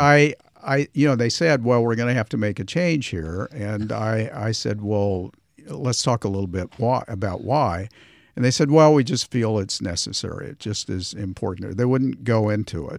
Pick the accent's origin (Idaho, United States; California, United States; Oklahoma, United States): Oklahoma, United States; Tulsa; moved away as an adult; also born or lived in New York; growing up in Tulsa